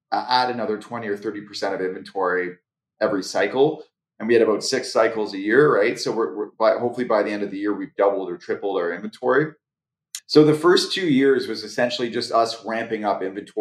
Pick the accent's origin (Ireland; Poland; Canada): Canada; I'm Canadian.